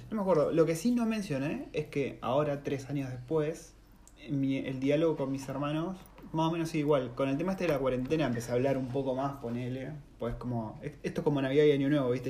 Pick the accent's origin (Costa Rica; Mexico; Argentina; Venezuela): Argentina; Campana, Buenos Aires Province; moved away as an adult; De Campana, ciudad industrial